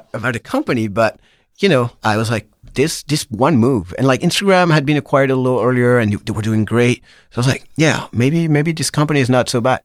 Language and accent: English; Pau, Nouvelle-Aquitaine, France; moved away as an adult; also born or lived in Paris, France; now in San Francisco, United States; Po, the southwest of France